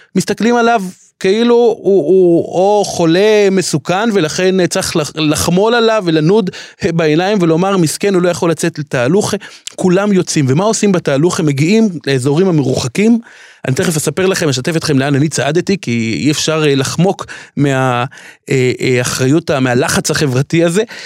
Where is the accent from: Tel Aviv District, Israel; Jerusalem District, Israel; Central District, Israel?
Jerusalem District, Israel; Jerusalem; אני כירושלמי שרגיל, כל ליל שבת, לצעוד לכותל המערבי